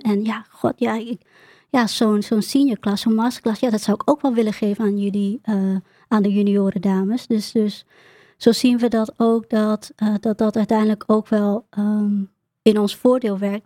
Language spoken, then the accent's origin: Dutch; Emmen, Drenthe, Netherlands; also born or lived in Groningen; ik kom uit het noorden, eh, ik kom uit Emmen en ik werkte veel in Groningen